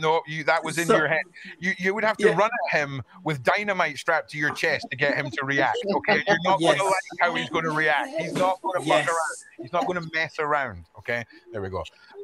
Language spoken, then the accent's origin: English; Scotland, United Kingdom; I'm from Scotland